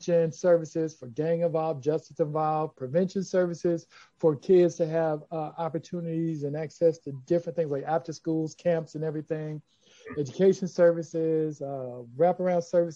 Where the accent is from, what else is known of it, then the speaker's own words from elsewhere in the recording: Chicago, Illinois, United States; I'm from Chicago. I'm from the West Side where we're based. We're based in Austin. I grew up in Austin.